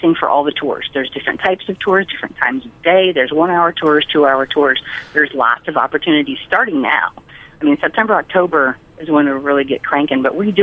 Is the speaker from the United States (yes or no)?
yes; Colorado, United States; moved away; also born or lived in White Plains, New York; I'm actually from Colorado